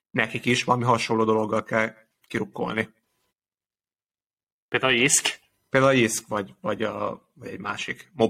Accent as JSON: {"language": "Hungarian", "country": "Hungary", "said": "Ugye magyarként"}